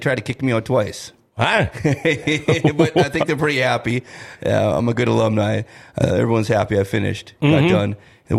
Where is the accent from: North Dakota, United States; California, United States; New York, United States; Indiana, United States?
North Dakota, United States; Grand Forks; also born or lived in Duluth, Minnesota; and, you know, I was born in the Iron Range. I was born in Duluth, Minnesota. Oh, okay. Yeah, so I'm a Minnesota boy at heart, and was raised here in Grand Forks after that.